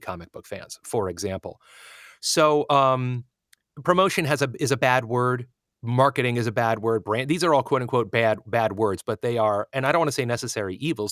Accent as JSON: {"language": "English", "country": "United States"}